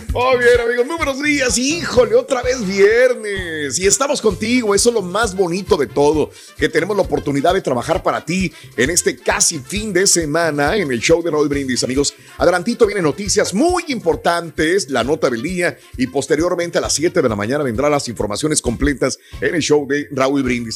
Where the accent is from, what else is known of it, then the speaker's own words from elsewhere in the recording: Mexico; now in United States; yo soy nacido en México, vivo en Estados Unidos